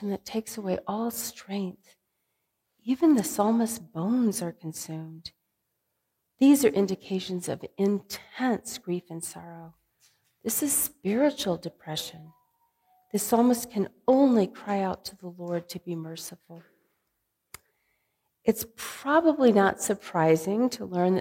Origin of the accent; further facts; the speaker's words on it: California, United States; now in Midwest, United States; growing up in California